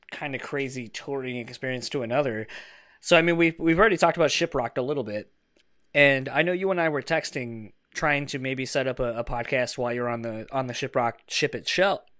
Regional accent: Delaware, United States; accent: East Coast; Yeah. I, sometimes when I drink, like my East Coast accent comes back out.

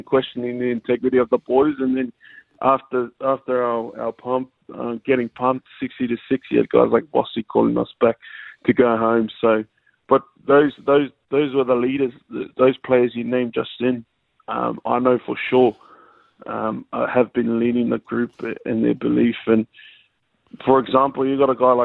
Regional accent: Australia; we're proud to be Samoan, but we're also proud to be Australian, because a lot of our community, we grew up in here in Australia.

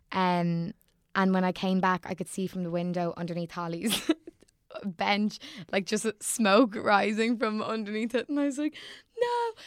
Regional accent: Sandycove, Leinster, Ireland; I'm from Sandy Cove

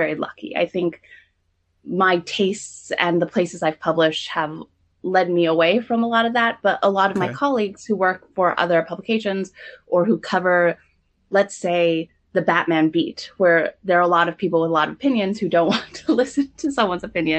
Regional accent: SoCal, California, United States; moved away as an adult; also born or lived in New York; I've been in SoCal, which in my hometown

